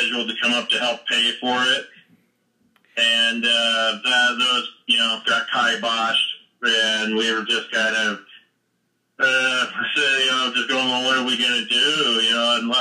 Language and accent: English; Centerville, Utah, United States; also born or lived in Salt Lake City, Utah / Alaska / California; I've been here my whole life. It's just kind of born and raised in Utah